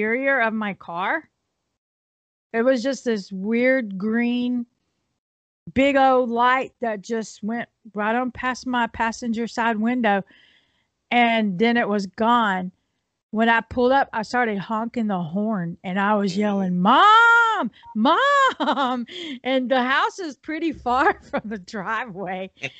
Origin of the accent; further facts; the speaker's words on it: Houston, Texas, United States; moved away as an adult; also born or lived in Bastrop, Texas; I was raised in Houston.